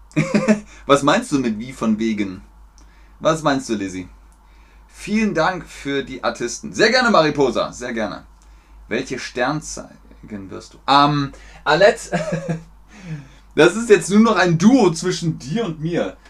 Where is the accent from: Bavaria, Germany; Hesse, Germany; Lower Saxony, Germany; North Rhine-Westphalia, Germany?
Bavaria, Germany; Munich; first language German; also born or lived in Cologne, Germany; now in Hamburg, Germany; Ich bin in Köln geboren, das ist im Westen von Deutschland, und in Bayern aufgewachsen, das ist im Süden von Deutschland